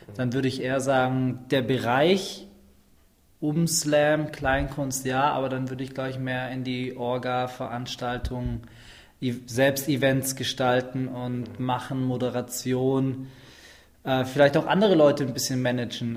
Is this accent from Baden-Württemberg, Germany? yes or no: yes; Schwäbisch Hall, Baden-Württemberg, Germany; ich komme aus dem schönen Schwäbisch Hall zwischen Stuttgart und Nürnberg